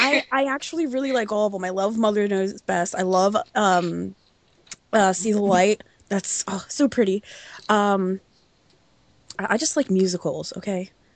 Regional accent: Philadelphia, Pennsylvania, United States; I'm from the Philadelphia area

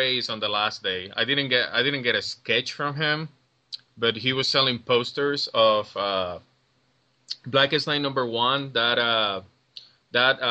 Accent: Puerto Rico; moved away as an adult; now in Cincinnati, United States; I'm from Puerto Rico. For those who don't know, you can hear the accent.

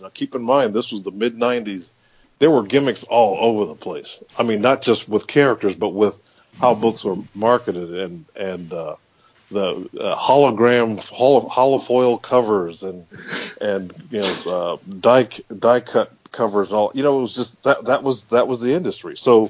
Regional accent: Columbus, Ohio, United States; I grew up, you know, still here in Columbus, Ohio.

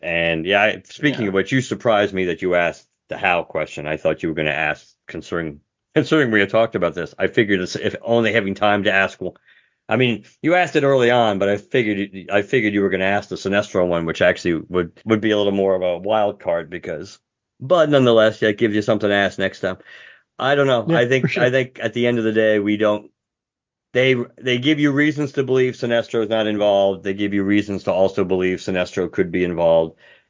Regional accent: Arizona, United States; I'm just from Arizona. That's why I wanted to do it.

